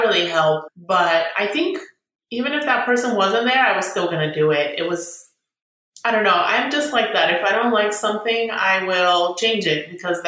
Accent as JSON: {"language": "English", "town": "San Diego", "region": "California", "country": "United States", "tie": "born or raised there", "also_born_or_lived": "Bulgaria", "lives_now": "Sacramento, United States", "said": "we came in 1995 and we were in San Diego"}